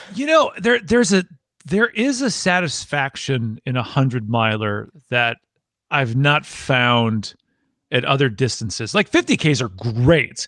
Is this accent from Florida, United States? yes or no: no; Wisconsin, United States; moved away as an adult; now in Tennessee, United States; originally from Wisconsin, and I moved down to Tennessee for work